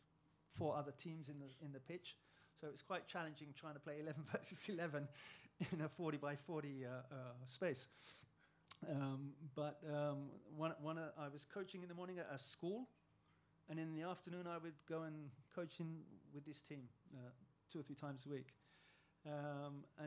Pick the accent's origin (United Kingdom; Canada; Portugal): United Kingdom; England; moved away; I'm English